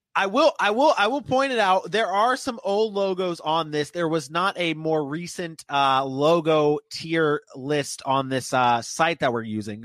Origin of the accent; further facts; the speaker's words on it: Jacksonville, Florida, United States; this is my hometown team